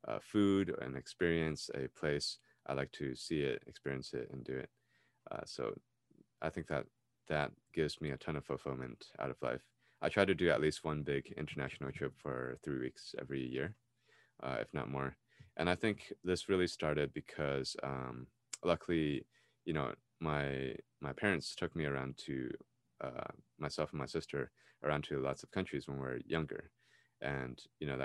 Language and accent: English; United States; I was raised in America, I was born here, I lived here all my life